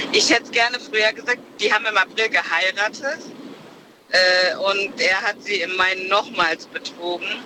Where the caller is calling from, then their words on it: Siegen, North Rhine-Westphalia, Germany; Ja, hi. Äh, ich komme aus Siegen.